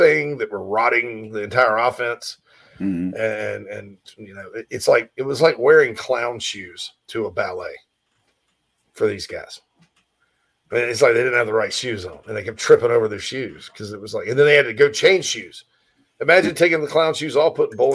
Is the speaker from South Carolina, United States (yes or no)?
yes; Spartanburg, South Carolina, United States; moved away; my hometown of Spartanburg, Daniel Morgan Avenue